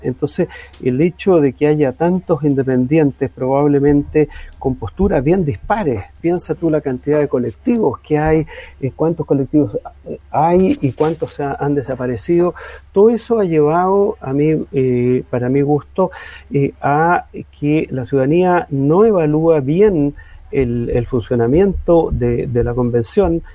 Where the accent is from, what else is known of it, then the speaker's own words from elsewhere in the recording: Chile; vamos a seguir siendo chilenos